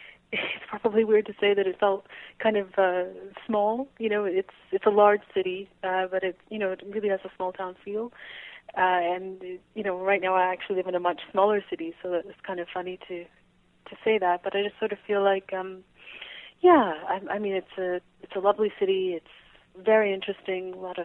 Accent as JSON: {"language": "English", "town": "Calgary", "region": "Alberta", "country": "Canada", "tie": "born or raised there", "moved": "as an adult", "lives_now": "Victoria, Canada", "said": "I was born in Calgary in Alberta, which is obviously the next province over, and just came out here to go to do an undergraduate degree in writing, and kind of have been here ever since, on and off."}